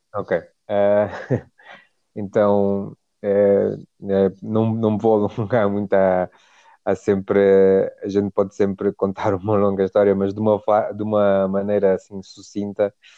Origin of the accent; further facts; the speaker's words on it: Mozambique; moved away as an adult; also born or lived in South Africa / England; now in Nairobi, Kenya; somos de Moçambique